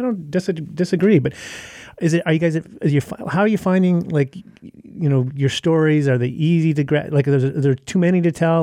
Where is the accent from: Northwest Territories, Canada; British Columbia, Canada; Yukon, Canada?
Yukon, Canada; moved away; I grew up in the Yukon Territory. My parents still live there. I've often thought of going back